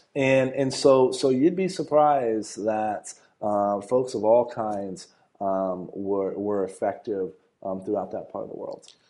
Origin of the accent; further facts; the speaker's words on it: San Antonio, Texas, United States; I was born and raised in San Antonio